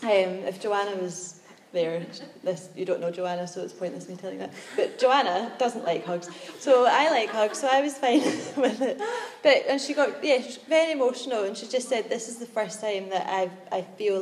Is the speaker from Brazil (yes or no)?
no; Glasgow, Scotland, United Kingdom; I'm from Glasgow, which is in Scotland